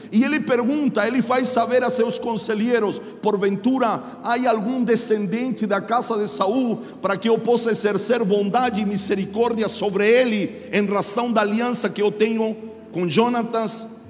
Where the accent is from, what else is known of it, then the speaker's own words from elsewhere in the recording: Chile; Portuguese is a second language; now in Mogi das Cruzes, Brazil; sou chileno, moro em Mogi das Cruzes, São Paulo